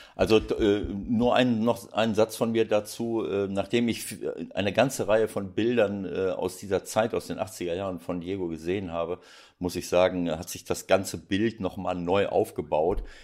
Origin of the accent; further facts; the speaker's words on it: Germany; bei uns in Deutschland